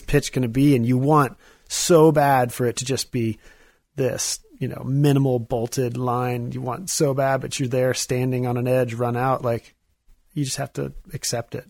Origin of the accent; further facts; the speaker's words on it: Missouri, United States; I'm from Missouri